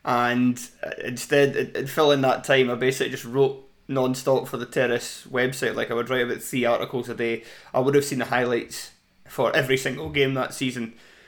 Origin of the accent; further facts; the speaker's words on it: Edinburgh, Scotland, United Kingdom; I'm 35. Yeah, I'm 35 from Edinburgh.